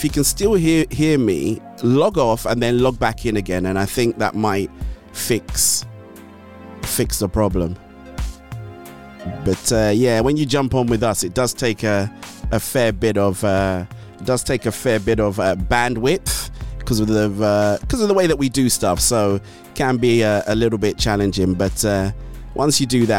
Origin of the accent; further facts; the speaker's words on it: Ondo, Nigeria; I'm from Ondo Town.